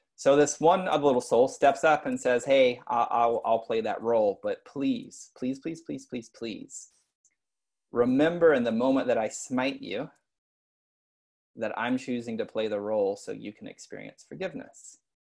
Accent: East Texas, United States; I grew up in like in East Texas, redneck

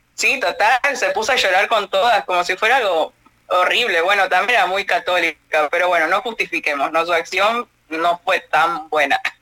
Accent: Argentina; accent: Argentine; acá en Argentina

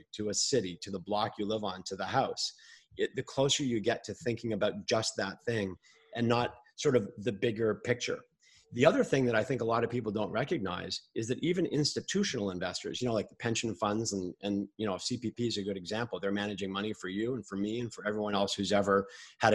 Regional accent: Montreal, Quebec, Canada; when I grew up in Montreal

